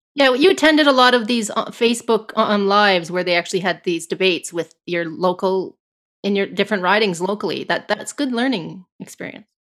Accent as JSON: {"language": "English", "country": "Canada", "said": "as a Canadian"}